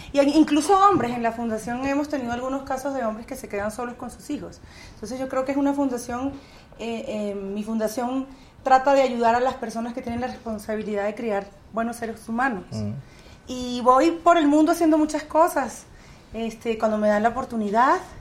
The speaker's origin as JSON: {"language": "Spanish", "country": "Venezuela", "also_born_or_lived": "Miami", "moved": "as an adult", "lives_now": "California, United States", "said": "Cuando yo me fui de Venezuela, Chávez estaba preso, por cierto. Y el presidente era Rafael Caldera cuando yo me fui de mi país la primera vez."}